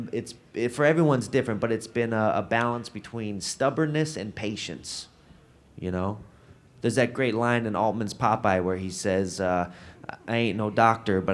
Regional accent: Denver, Colorado, United States; I'm from Denver

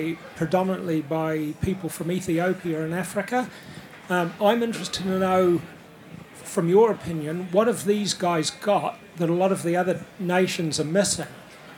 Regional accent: New Zealand; I come from New Zealand

